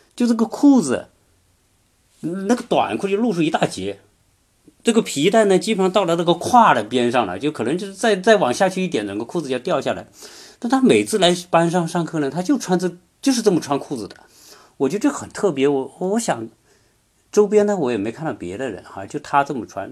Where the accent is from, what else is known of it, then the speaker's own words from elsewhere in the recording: China; 我们中国人来说可能会有一个联想